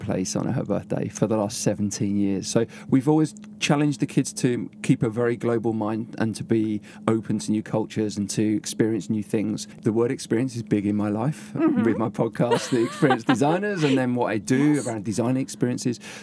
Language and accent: English; London, United Kingdom; moved away as an adult; also born or lived in Liverpool; now in Sweden; I grew up in East London, around an area called Gants Hill, Redbridge area.